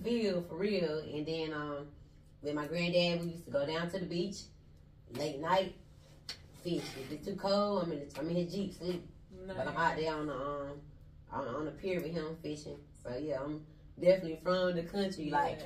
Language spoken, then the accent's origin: English; Goldsboro, North Carolina, United States; moved away as an adult; also born or lived in Wilson, North Carolina; now in Atlanta, United States; I was born in Goldsboro, but I was raised in both of those cities